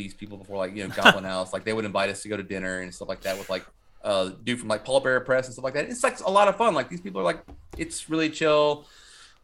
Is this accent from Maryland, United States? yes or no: no; Kernersville, North Carolina, United States; also born or lived in Winston-Salem; I'm from Kernersville